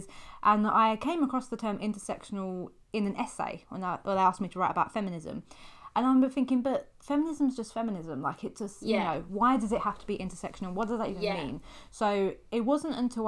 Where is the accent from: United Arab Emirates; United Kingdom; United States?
United Kingdom; we're British